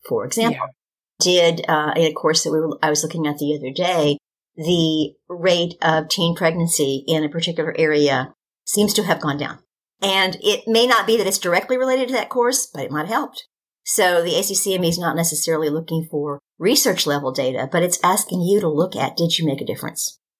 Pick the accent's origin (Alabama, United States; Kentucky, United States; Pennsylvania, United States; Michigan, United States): Kentucky, United States; the University of Kentucky School of Medicine. It's my home state.